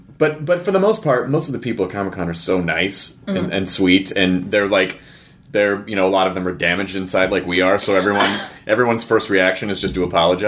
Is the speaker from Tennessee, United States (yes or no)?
yes; Tennessee, United States; also born or lived in Arkansas; I grew up in Tennessee, and I lived in Arkansas, and it is infectious.